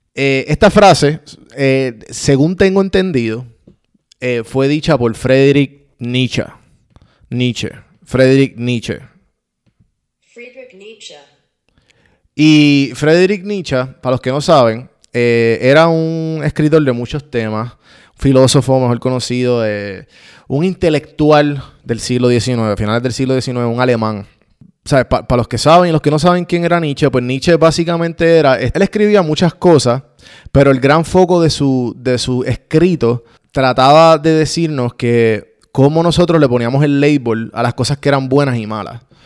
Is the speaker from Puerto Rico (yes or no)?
yes; Puerto Rico; Como puertorriqueño